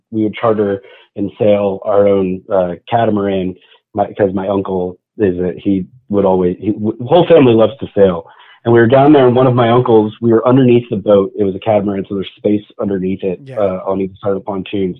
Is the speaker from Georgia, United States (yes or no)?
yes; Atlanta, Georgia, United States; also born or lived in Los Angeles; I was born in Atlanta. I was born in Northside.